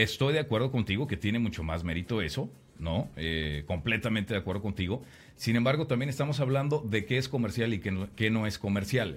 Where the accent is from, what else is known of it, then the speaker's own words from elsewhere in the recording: Mexico; como mexicano